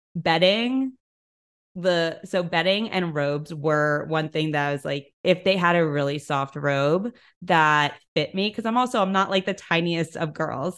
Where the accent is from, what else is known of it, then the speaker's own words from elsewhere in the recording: New York City, New York, United States; I'm from New York City, I was home for a lot of the pandemic